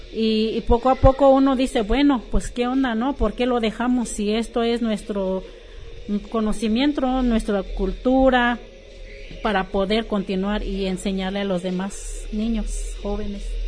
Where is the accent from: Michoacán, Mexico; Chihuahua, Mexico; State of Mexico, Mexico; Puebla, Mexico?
State of Mexico, Mexico; first language Mazahua; Spanish is a second language; now in Guadalajara, Mexico; Soy indígena mazagua del Estado de México. Tengo 38 años viviendo aquí en Guadalajara